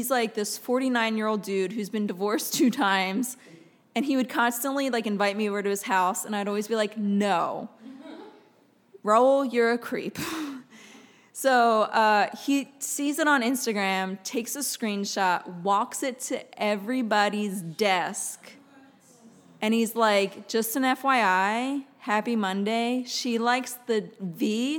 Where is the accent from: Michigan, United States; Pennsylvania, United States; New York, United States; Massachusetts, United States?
Pennsylvania, United States; West Chester; moved away as an adult; also born or lived in Philadelphia, Pennsylvania; now in Los Angeles, United States; the town I grew up in Pennsylvania, it's Westchester, Pennsylvania